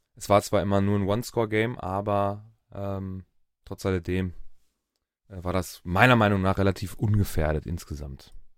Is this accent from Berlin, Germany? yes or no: no; Dortmund, North Rhine-Westphalia, Germany; bei uns in Dortmund